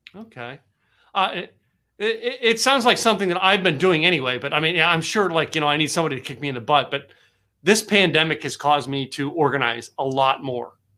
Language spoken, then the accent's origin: English; Pocono Mountains, Pennsylvania, United States; also born or lived in New York; now in Texas, United States; I grew up, uh, the Pocono Mountains of Pennsylvania